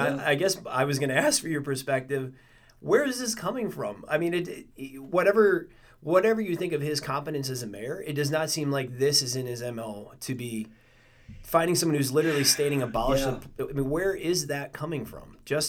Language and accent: English; Milwaukee, Wisconsin, United States; Milwaukee's my hometown.